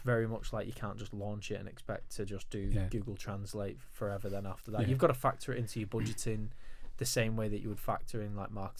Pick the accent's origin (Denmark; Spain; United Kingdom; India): United Kingdom; as British people, we're not all as multilingual